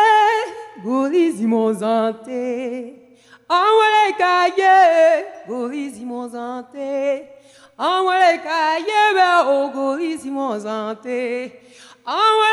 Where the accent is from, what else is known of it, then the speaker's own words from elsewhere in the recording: Côte d’Ivoire; moved away; I'm from the Ivory Coast, West Africa